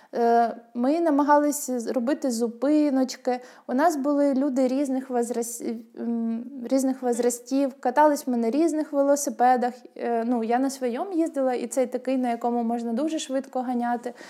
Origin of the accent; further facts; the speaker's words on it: Rubizhne, Luhansk Oblast, Ukraine; у мене в моєму рідному місті в Рубіжному, на Луганщині.